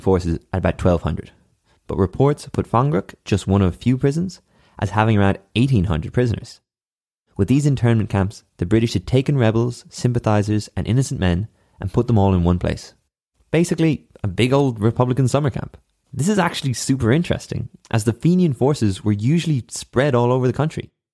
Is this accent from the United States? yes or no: no; Ireland; as an Irishman